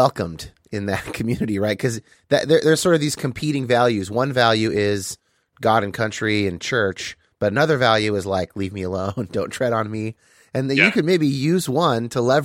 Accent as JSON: {"language": "English", "region": "California", "country": "United States", "tie": "born or raised there", "also_born_or_lived": "Bay Area", "moved": "yes", "lives_now": "Seattle, United States", "said": "I grew up in California and now I live in Seattle"}